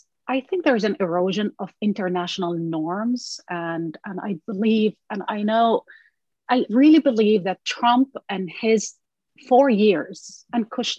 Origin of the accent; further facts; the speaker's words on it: Haifa, Haifa District, Israel; English is a second language; also born or lived in Jerusalem; and I was raised in Haifa, and I was born in Haifa, raised between Jerusalem and Haifa. My family still live in Haifa.